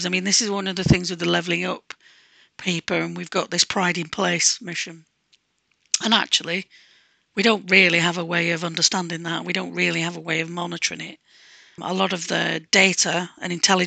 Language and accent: English; Manchester, North West England, United Kingdom; when I was growing up in Manchester